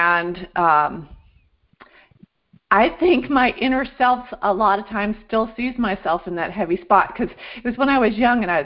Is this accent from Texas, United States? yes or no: no; Vermont, United States; now in Florida, United States; When I grew up in Vermont